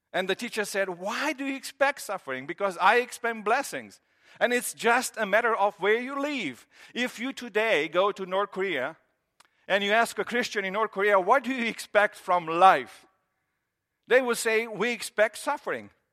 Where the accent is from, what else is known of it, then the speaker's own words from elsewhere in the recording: Romania; moved away as an adult; I grew up in Romania, and in Romania, we grew up with this idea, and that's how I was through middle school and, you know, elementary and high school.